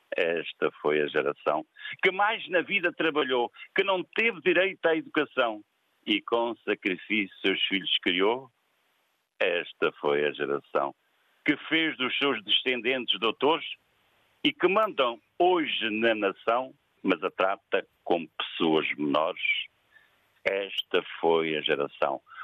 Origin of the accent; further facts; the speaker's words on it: Montemor-o-Velho, Coimbra District, Portugal; nós somos de Montemorvelho